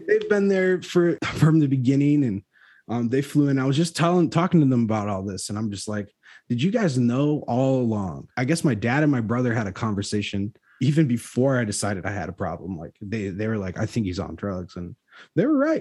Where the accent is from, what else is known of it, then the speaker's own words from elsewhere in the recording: Chicago, Illinois, United States; I'm from Chicago